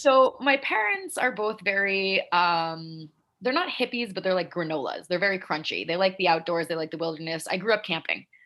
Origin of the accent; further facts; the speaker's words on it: Salt Lake City, Utah, United States; moved away as an adult; also born or lived in Delaware / Boston; now in New York, United States; I was born in Delaware. Uh, lived there till I was 10, and then my parents moved us to Salt Lake City, Utah. So oh. I spent my formative years out west um, from when I was 10 to when I was 18